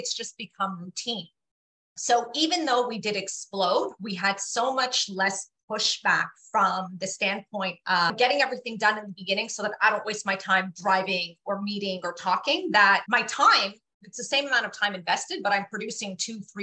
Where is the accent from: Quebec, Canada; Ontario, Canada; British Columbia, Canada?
Ontario, Canada; Toronto; I grew up in Scarborough